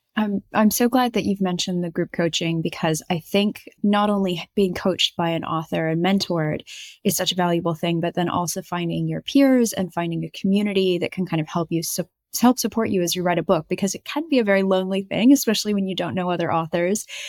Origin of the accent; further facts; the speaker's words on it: United States; with the accent, I'm American